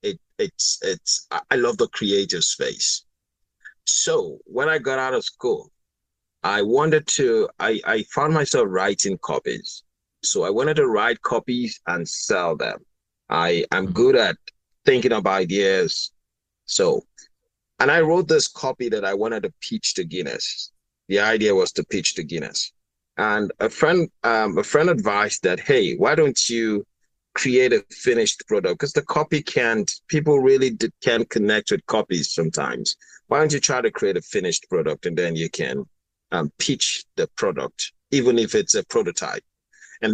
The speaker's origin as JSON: {"language": "English", "region": "Lagos", "country": "Nigeria", "tie": "born or raised there", "said": "I was born in Lagos. Festac. My dad first lived in Apapa before he moved to Festac. So actually, I'm a Lagos boy. Lived all my life in Lagos."}